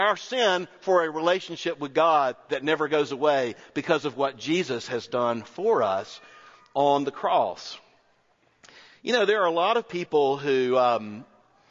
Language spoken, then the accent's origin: English; North Florida, United States; also born or lived in Auburn